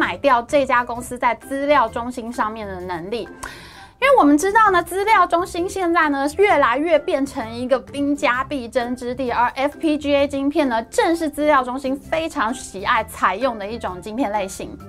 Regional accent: Taiwan; 哇，我们台湾人在世界半导体产业的。影响力实在太大，人实在太多了吧？

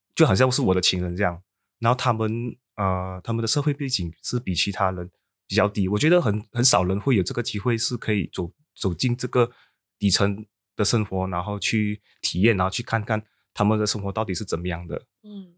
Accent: Sabah, Malaysia; 我的家乡是在，啊，沙巴

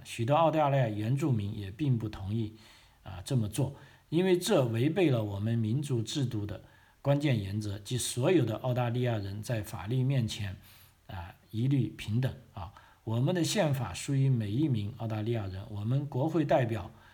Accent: China; now in Australia; 我们中国人

